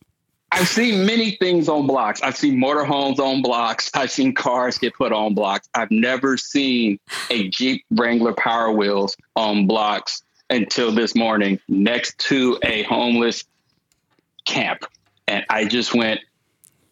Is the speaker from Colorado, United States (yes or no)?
no; Ohio, United States; moved away as an adult; also born or lived in Cincinnati, Ohio / Atlanta, Georgia / Cleveland, Ohio; now in Phoenix, United States; I was born in Cincinnati, and then I would go back and forth to Atlanta to live with my aunt, but mostly out of Ohio until I was about 18, and then I just moved around a lot